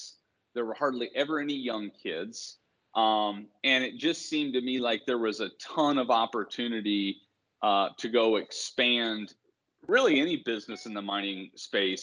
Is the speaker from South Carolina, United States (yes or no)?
no; Bloomington, Indiana, United States; I grew up in Bloomington, Indiana.